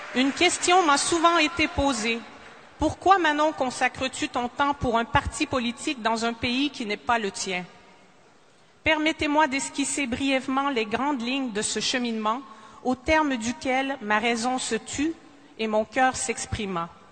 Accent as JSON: {"language": "French", "region": "Quebec", "country": "Canada", "first_language": "French", "said": "En tant que Québécoise, j'éprouve une immense fierté d'être née dans une culture"}